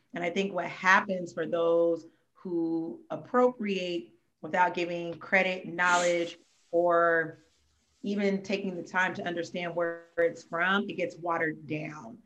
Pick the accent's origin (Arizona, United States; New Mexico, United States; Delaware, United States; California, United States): California, United States; Oakland; also born or lived in Pittsburg, California; we're both from the Bay Area, but I'm like, you know, I, I got roots between Oakland and Pittsburgh